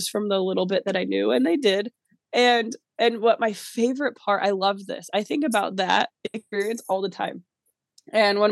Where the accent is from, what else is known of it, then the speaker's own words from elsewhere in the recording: New York, United States; being a New Yorker and being raised that way